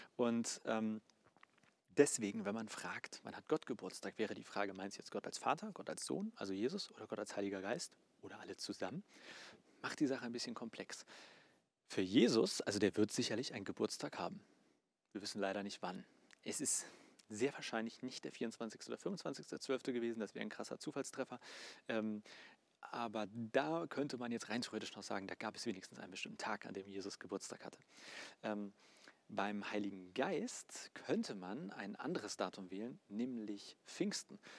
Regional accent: Germany; Bei uns in Deutschland

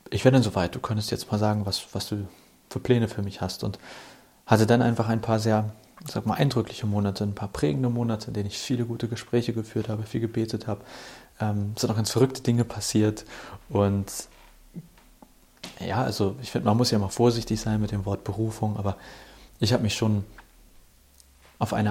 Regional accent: Hamburg, Germany; Kurz zu mir, ich bin ein Hamburger Jung, bin in Hamburg aufgewachsen

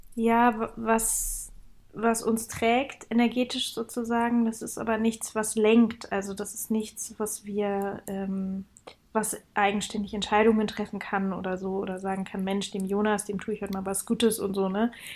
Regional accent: Leipzig, Saxony, Germany; moved away; Also ich komme aus Leipzig und ähm, da feiert man Jugendweihe statt äh, Konfirmation.

